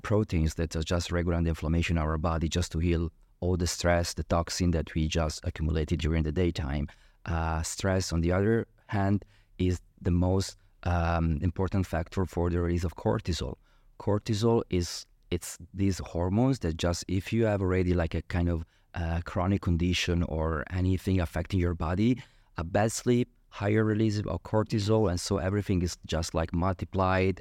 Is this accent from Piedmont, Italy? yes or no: no; Milan, Lombardy, Italy; moved away as an adult; also born or lived in Genoa; now in Dubai, United Arab Emirates; I'm from Italy, and so I'm from Milano, from the countryside, actually